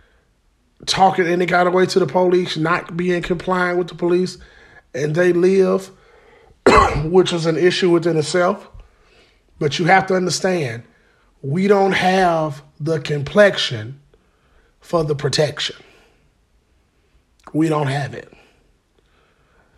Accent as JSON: {"language": "English", "town": "Birmingham", "region": "Alabama", "country": "United States", "said": "I am from Fountain Heights, 1408 16th Street North, off the four-way"}